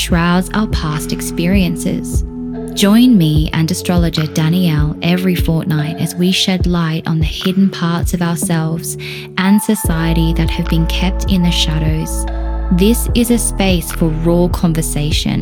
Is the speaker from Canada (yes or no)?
no; Australia; moved away as an adult; now in Wales, United Kingdom; I am originally from Australia